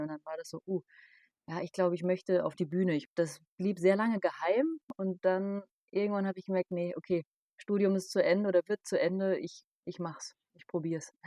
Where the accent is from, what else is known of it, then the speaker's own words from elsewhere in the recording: Darmstadt, Hesse, Germany; ich komme aus Darmstadt